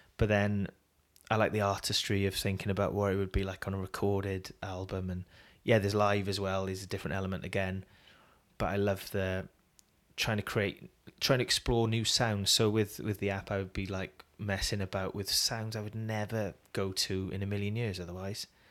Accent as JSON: {"language": "English", "country": "United Kingdom", "also_born_or_lived": "Wales", "said": "as British"}